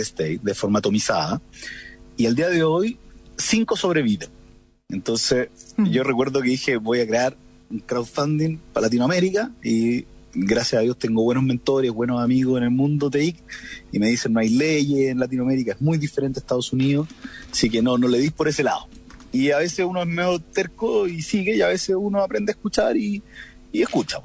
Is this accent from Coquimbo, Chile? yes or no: yes; Coquimbo, Chile; moved away as an adult; also born or lived in La Serena; now in Santiago, Chile; soy de Coquimbo, lo cual es otro condimento que a mí me encanta ser de región.